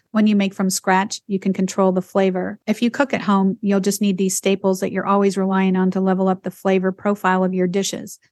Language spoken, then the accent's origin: English; Idaho, United States; I grew up in Idaho